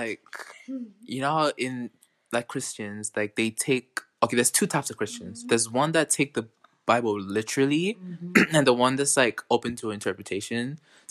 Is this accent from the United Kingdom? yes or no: yes; Carlisle, North West England, United Kingdom; born there; I was born in Carlisle and I made in the Royal Navy.